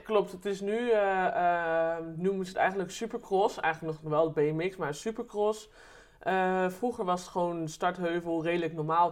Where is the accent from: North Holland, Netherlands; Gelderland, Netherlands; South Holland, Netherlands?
Gelderland, Netherlands; Eerbeek; also born or lived in Deventer; ik ben geboren in Deventer. En mijn ouders zijn weer verhuisd naar Eerbeek